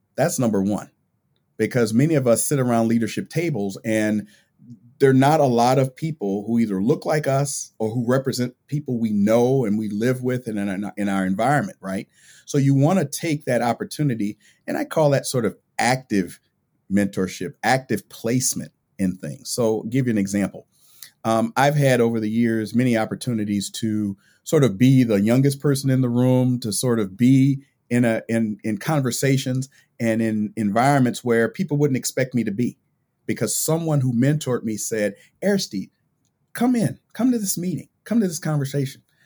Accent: California, United States; I grew up in California.

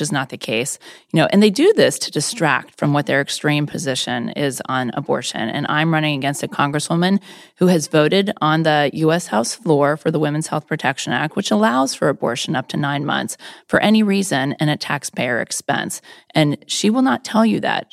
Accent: Orlando, Florida, United States; moved away as an adult; also born or lived in Boston / Japan; now in Virginia, United States; I actually grew up in Orlando, Florida

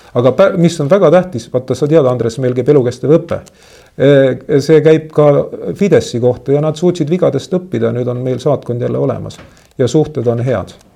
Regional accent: Tallinn, Harju County, Estonia; mina olen randlane, ma olen sündinud Kopli liinidel. minu maja oli umbes kakskümmend meetrit eh, merest.

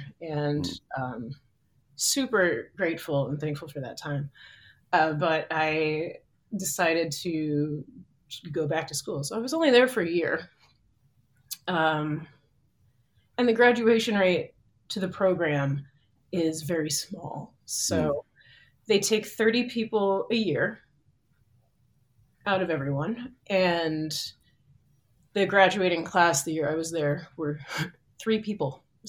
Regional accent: East Coast, United States; also born or lived in New Jersey / North Carolina; I was born in New Jersey and grew up up and down the East Coast, and really started to get into dance while I was in North Carolina

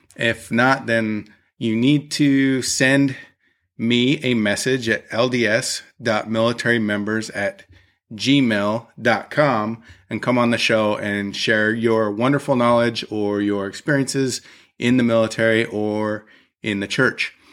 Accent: Utah, United States; since I grew up in Utah

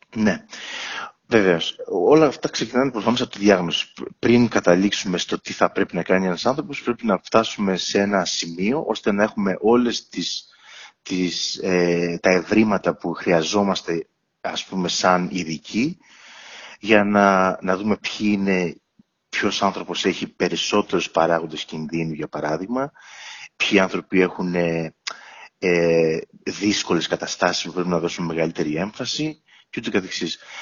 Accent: Ierapetra, Crete, Greece; moved away as an adult; also born or lived in Athens, Greece / Heraklion, Greece; now in London, United Kingdom; μεγάλωσα στην Ιερά Πέτρα τα πρώτα μου 18 χρόνια

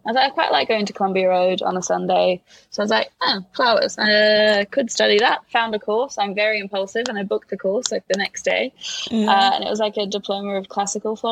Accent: Melbourne, Victoria, Australia; now in London, United Kingdom; I grew up in Melbourne and my parents are both from Latvia. So I grew up learning Latvian and English at the same time

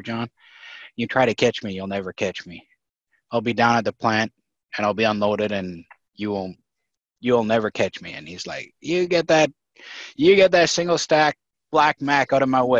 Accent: Canada; moved away; also born or lived in Delaware; I had a little license plate made up that said Canadian on it. And everybody, I got along with everybody. People liked my accent, which was quite different from the East Coast Delaware accent

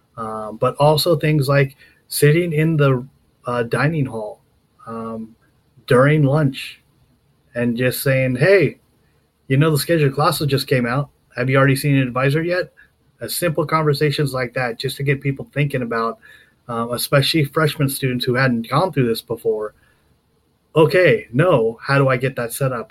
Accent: Southern California, United States; moved away; also born or lived in Colorado / Nevada / Maryland; I grew up down there

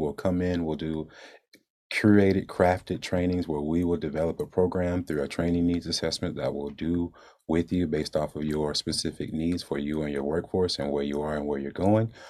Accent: Jacksonville, Florida, United States; moved away as an adult; I'm from Jacksonville, born and raised

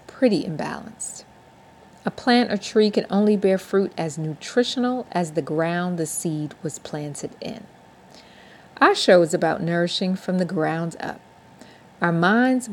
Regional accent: New York City, New York, United States; now in Atlanta, United States; a native New Yorker born and raised in Brooklyn, living in Atlanta, Georgia for almost 30 years

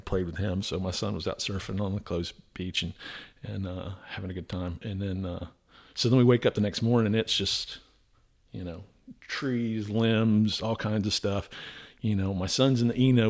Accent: South Florida, United States; moved away as an adult; also born or lived in Atlanta, Georgia; growing up in Florida, I've been around hurricanes

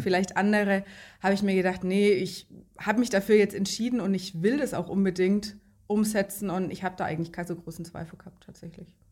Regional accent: Lower Franconia, Bavaria, Germany; ich komme aus Unterfranken in Bayern. Zwischen Bamberg und Schweinfurt ist das, kleines Dorf, in dem ich wohne.

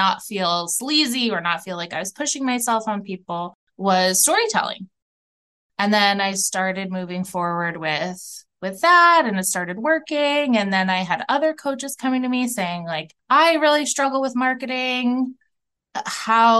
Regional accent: outside of New York City, United States; now in Minneapolis, United States; I grew up outside of New York City

